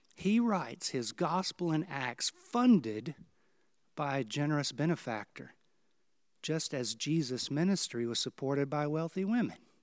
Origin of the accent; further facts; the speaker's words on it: Houston, Texas, United States; I grew up in Houston, Texas, where we didn't have really much to do with tornadoes.